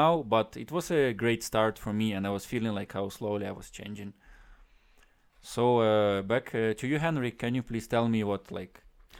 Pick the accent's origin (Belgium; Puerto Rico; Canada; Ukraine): Ukraine; West Ukraine; English is a second language; At that time, it started basically just in my hometown, and we had a small West Ukraine league of Ultimate, and I started playing there.